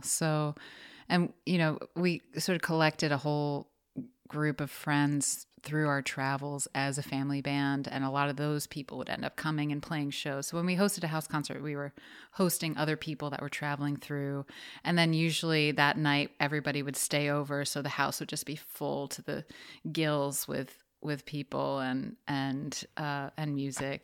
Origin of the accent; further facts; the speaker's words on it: New York City, New York, United States; also born or lived in Atlantic City; I'm in the house right now where I grew up. and it's on the Upper West Side